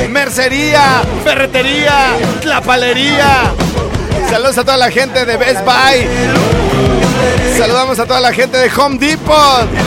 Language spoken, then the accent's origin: Spanish; northern Mexico, Mexico; Ay, soy norteña.